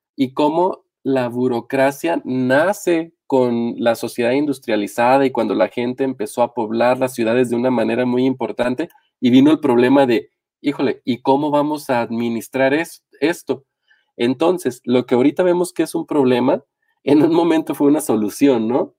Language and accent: Spanish; Mexico; el caso mexicano, que es el en el que estamos inmersos